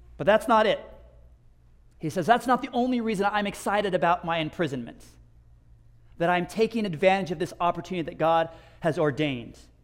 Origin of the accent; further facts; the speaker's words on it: United States; moved away; as an American